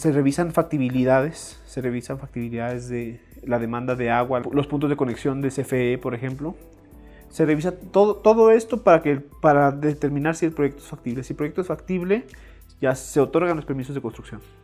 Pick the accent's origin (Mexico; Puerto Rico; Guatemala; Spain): Mexico; Chihuahua; moved away as an adult; also born or lived in Puebla; now in San Andrés Cholula, Mexico; soy de Chihuahua